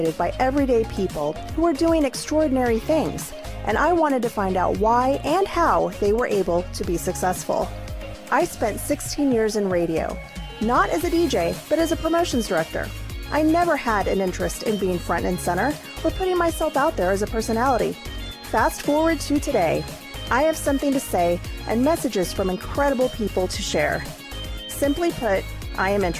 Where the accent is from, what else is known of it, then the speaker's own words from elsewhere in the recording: Kansas City, United States; we're both from Kansas City